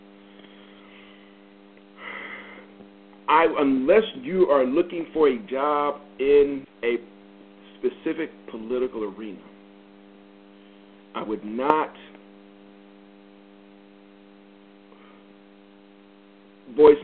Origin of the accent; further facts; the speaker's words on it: the North, United States; moved away as an adult; now in the South, United States; I grew up in the North. I now live in the South.